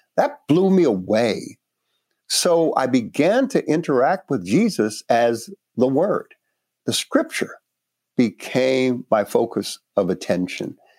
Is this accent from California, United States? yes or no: no; New York City, New York, United States; also born or lived in Panama; I grew up in Brooklyn, uh, Northeast, New York City